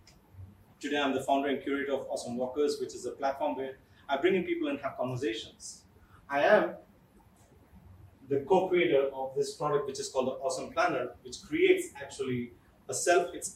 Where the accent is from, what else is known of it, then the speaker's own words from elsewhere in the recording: Kerala, India; I am from Kerala